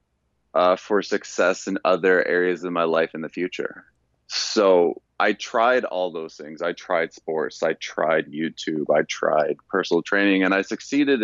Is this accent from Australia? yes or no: no; Canada; moved away as an adult; also born or lived in Louisiana; I'm Canadian, I played center when I was in high school